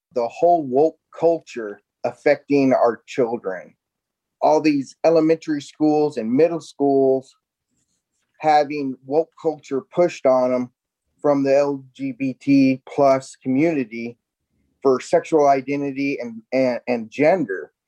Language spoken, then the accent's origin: English; Iowa, United States; now in Texas, United States; I'm originally from Iowa